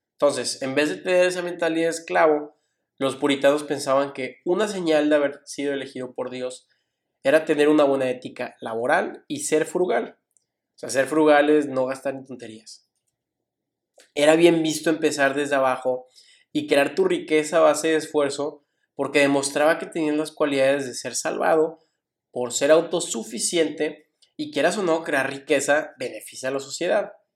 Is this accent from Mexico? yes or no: yes; Mexico; como mexicanos, incluyéndome